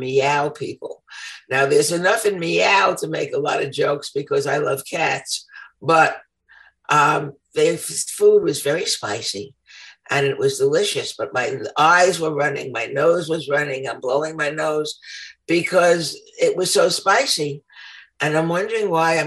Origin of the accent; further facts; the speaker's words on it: United States; I'm from America